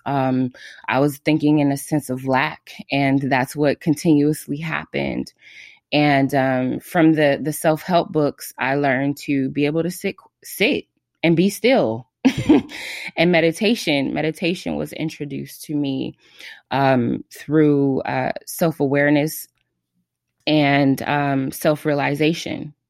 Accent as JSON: {"language": "English", "town": "Los Angeles", "region": "California", "country": "United States", "said": "I am from Los Angeles, California."}